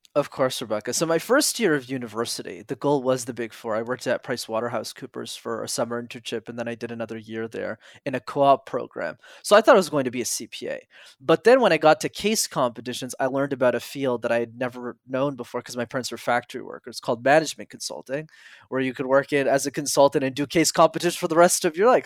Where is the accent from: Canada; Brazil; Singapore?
Canada; Montreal, Quebec; I grew up in Montreal where I'm still based